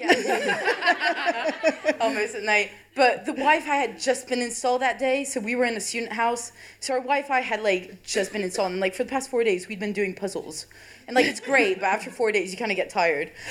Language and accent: English; France; moved away as an adult; now in Leeds, United Kingdom; I'm French.